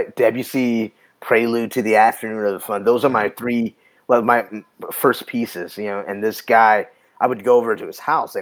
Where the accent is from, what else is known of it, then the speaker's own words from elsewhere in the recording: Austin, Texas, United States; I grew up on East Austin, you know, which was like the predominantly black part of town